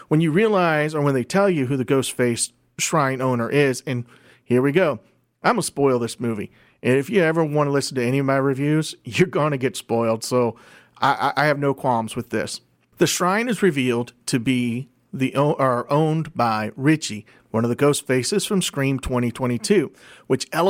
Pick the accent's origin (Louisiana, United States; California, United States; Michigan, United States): Louisiana, United States; my home state